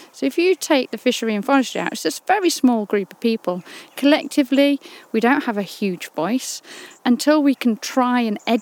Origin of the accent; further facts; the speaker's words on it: Yorkshire and the Humber, United Kingdom; We grew up over in Yorkshire, so we used to come youth hosteling over here